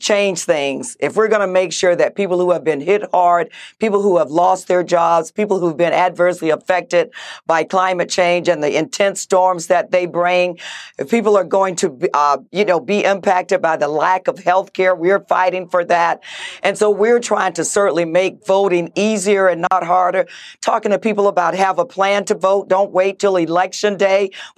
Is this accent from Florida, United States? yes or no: yes; Orlando, Florida, United States; my hometown crowd. So welcome to Orlando